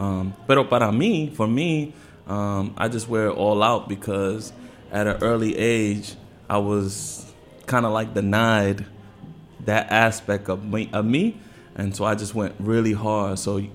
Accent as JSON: {"language": "English", "town": "Santo Domingo", "region": "Distrito Nacional", "country": "Dominican Republic", "tie": "born or raised there", "lives_now": "Washington, United States", "said": "We're from, my people are from San Pedro Macorís, but I was raised and born in Santo Domingo"}